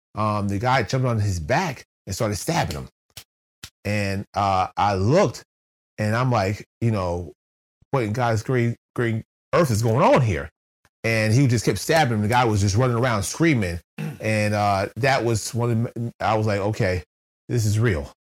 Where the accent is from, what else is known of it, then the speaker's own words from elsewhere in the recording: New Jersey, United States; moved away as an adult; also born or lived in West Virginia; I'm, I'm from New Jersey.